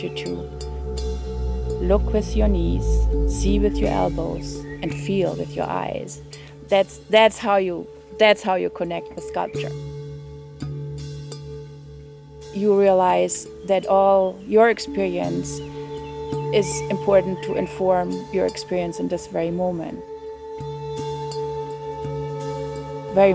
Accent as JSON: {"language": "English", "area": "Franconia", "region": "Bavaria", "country": "Germany", "tie": "born or raised there", "also_born_or_lived": "North Rhine-Westphalia, Germany / Nova Scotia, Canada", "second_language": "English", "moved": "as an adult", "lives_now": "Pietrasanta, Italy", "said": "I was born in Germany, in southern Germany, in Franconia, part of Bavaria, where good wine comes from. I grew up very dedicated to that region. And then when I was 10, we moved further up in Germany. Then I was in North Rhine-Westphalia"}